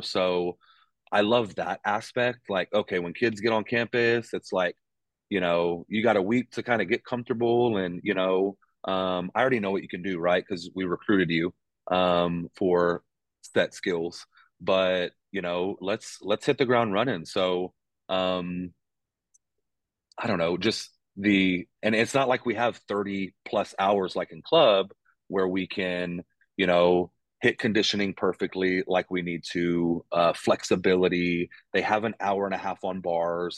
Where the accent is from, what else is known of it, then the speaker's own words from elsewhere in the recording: Texas, United States; moved away as an adult; also born or lived in Pittsburgh / Arkansas; now in Ames, United States; born and raised in Texas